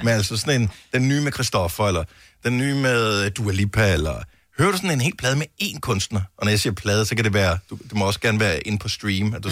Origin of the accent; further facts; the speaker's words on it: Denmark; moved away; min gamle barndomsby